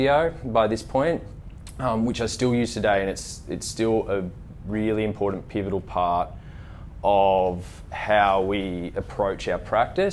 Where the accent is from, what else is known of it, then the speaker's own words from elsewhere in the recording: Scone, New South Wales, Australia; I grew up in a small country town